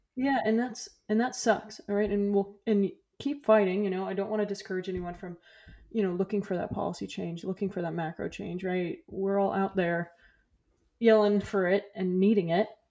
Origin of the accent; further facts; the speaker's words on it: Florida, United States; moved away; I'm from Florida